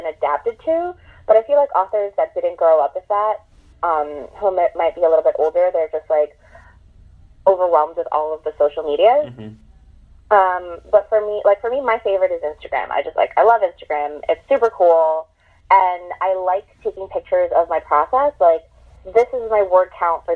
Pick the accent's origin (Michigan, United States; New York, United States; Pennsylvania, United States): New York, United States; New York City; I'm from Queens